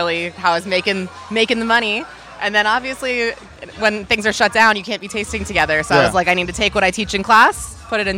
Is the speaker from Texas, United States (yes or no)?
yes; Dallas, Texas, United States; moved away as an adult; now in New York, United States; I'm from Dallas, Texas, but I've been in New York for 9 years